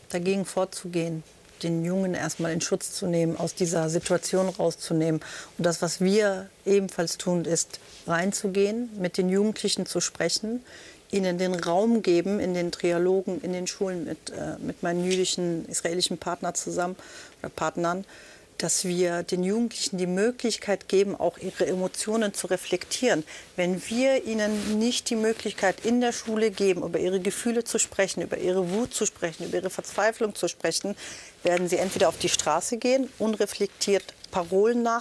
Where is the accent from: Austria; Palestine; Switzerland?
Palestine; also born or lived in Lebanon; now in Germany; Ich bin Palästinenserin, ich bin selber ein Flüchtlingskind. Ich bin aus dem Bürgerkrieg, aus dem Libanon geflüchtet und habe Krieg erlebt.